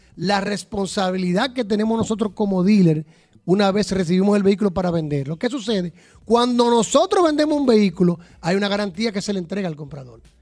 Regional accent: Dominican Republic; como decimos el dominicano

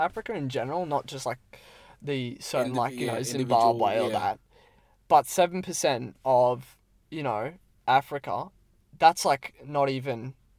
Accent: Brisbane, Queensland, Australia; I turn 17. A little one. I'm from Brisbane. Nothing too special, mate. South Central.

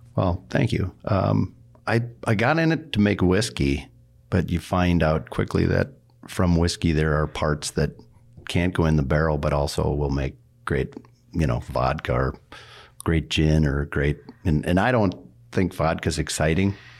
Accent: North Dakota, United States; moved away; I grew up in North Dakota, so I'm a farmer kid

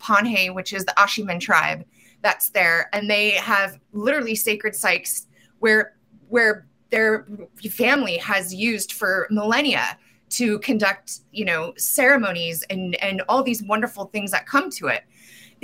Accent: Colorado, United States; I was raised in Colorado

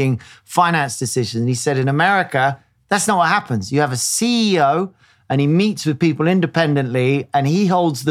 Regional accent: United Kingdom; as a Brit

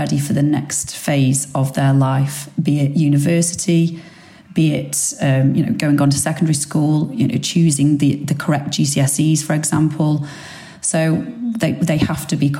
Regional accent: Stoke-on-Trent, West Midlands, United Kingdom; accent: Potter's accent; moved away as an adult; also born or lived in Australia; now in London, United Kingdom; So I'm from Stoke-on-Trent originally. However, I moved away from Stoke-on-Trent to go to university at 18

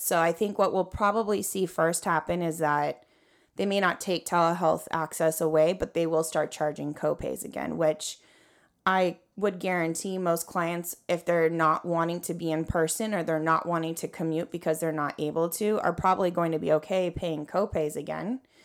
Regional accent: California, United States; born and raised in California

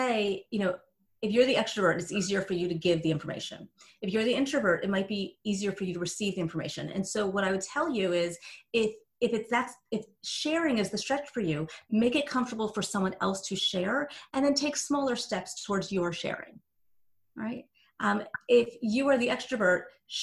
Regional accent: New Jersey, United States; I'm from Jersey.

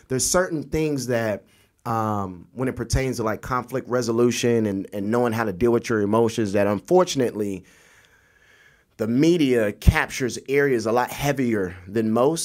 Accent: Florida, United States; I'm Jamaican by blood, uh, Floridian by birth

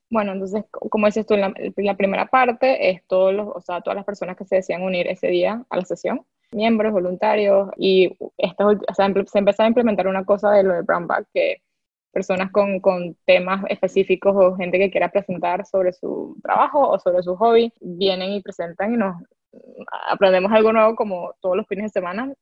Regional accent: Venezuela; moved away; como muchos venezolanos

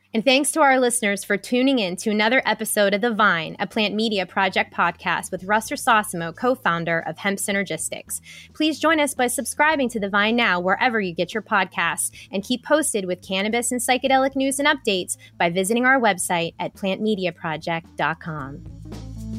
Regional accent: Pittsburgh, Pennsylvania, United States; a fellow Pittsburgher here

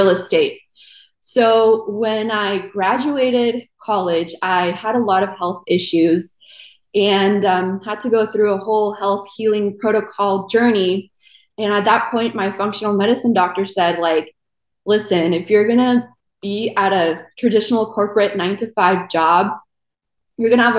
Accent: California, United States; moved away as an adult; also born or lived in South America; now in Tampa, United States; I'm actually originally from South America, and my family and I moved to California, and I grew up there pretty much all my life

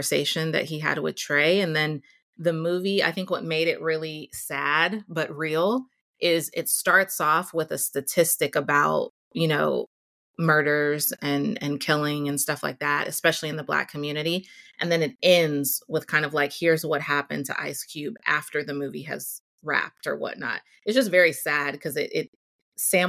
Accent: Houston, Texas, United States; growing up in Houston in the South

